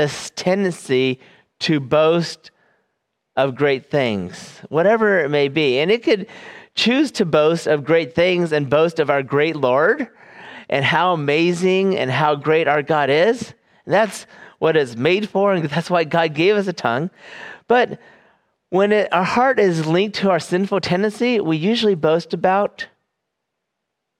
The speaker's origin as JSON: {"language": "English", "region": "California", "country": "United States", "moved": "yes", "said": "I am from California"}